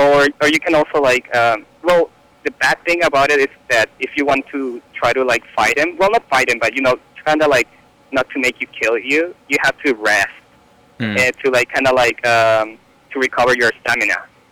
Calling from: San Francisco, California, United States; I'm calling from San Francisco.

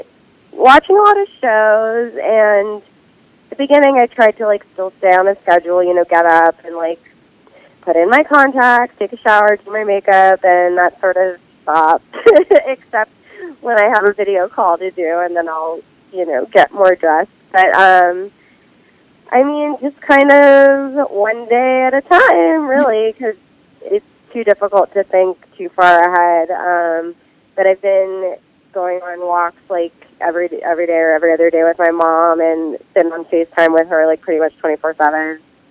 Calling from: Silver Lake, California, United States; I'm in Silver Lake, California.

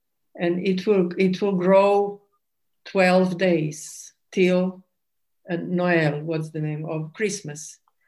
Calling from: Zagreb, City of Zagreb, Croatia; I'm speaking from Zagreb in Croatia.

